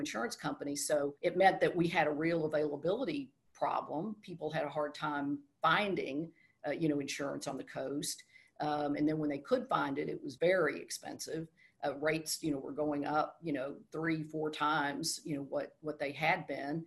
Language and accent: English; Texas, United States; moved away as an adult; also born or lived in South Carolina; I'm from Texas